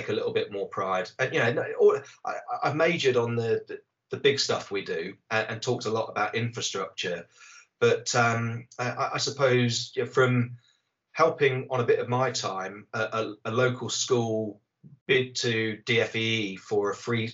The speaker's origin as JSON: {"language": "English", "area": "Somerset", "region": "South West England", "country": "United Kingdom", "tie": "born or raised there", "said": "I hail from Somerset. So, yeah, I grew up with the M5 being constructed"}